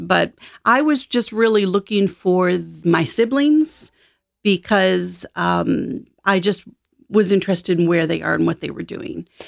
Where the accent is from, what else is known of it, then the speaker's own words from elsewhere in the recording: Michigan, United States; also born or lived in Detroit; I ended up adopted when I was eight as a single child in a farming town in Michigan, and had a great childhood